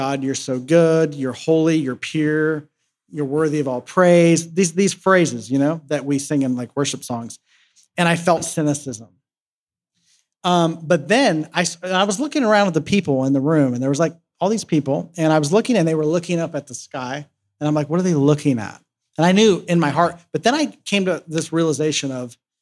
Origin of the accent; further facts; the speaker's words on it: Columbus, Ohio, United States; moved away; back in my hometown where I'm from in Columbus, Ohio